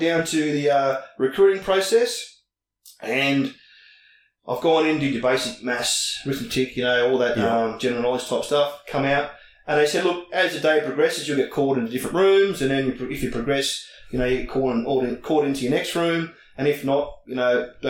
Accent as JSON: {"language": "English", "town": "Penrith", "region": "New South Wales", "country": "Australia", "tie": "born or raised there", "moved": "as an adult", "lives_now": "Tweed Heads, Australia", "said": "I grew up in the western suburbs of Sydney. Penrith was my hometown."}